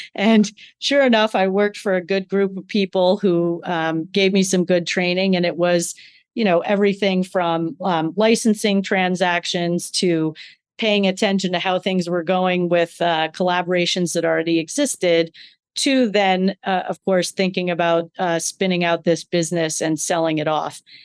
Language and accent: English; Ann Arbor, Michigan, United States; moved away as an adult; also born or lived in New Hampshire; in Ann Arbor, Michigan, where I was born long ago uh, as the youngest of a large Irish Catholic family.